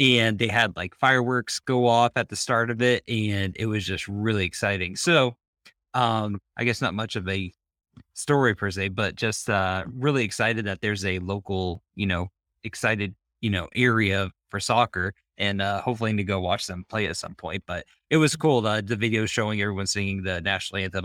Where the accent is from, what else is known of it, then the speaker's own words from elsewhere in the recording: Maine, United States; moved away as an adult; also born or lived in Florida / Charlotte; now in Charlotte area, United States; I grew up in Maine